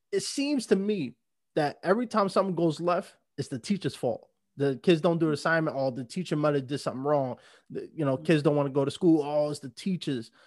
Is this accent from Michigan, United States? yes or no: no; New York, United States; moved away as an adult; now in Los Angeles, United States; I grew up in New York. I, I mean, I lived there my whole life